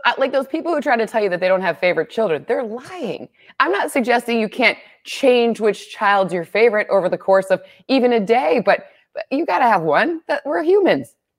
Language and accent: English; Michigan, United States; moved away; I grew up in Michigan.